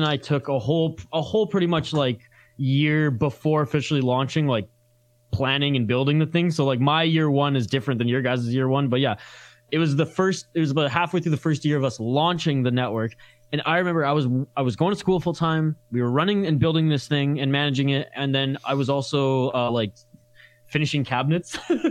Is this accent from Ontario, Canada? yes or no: no; British Columbia, Canada; I'm from British Columbia, Canada